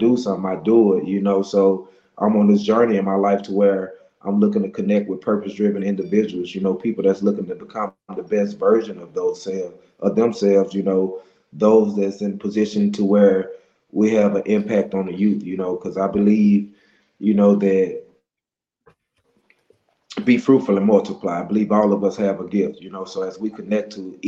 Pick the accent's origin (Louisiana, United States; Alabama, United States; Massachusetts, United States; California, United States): Louisiana, United States; Monroe; I'm from Monroe, Louisiana